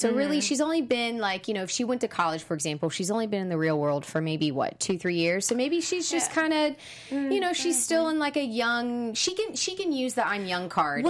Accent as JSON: {"language": "English", "region": "the South", "country": "United States", "said": "I'm a traditional person. I'm a Southern Belle. I'm from the South."}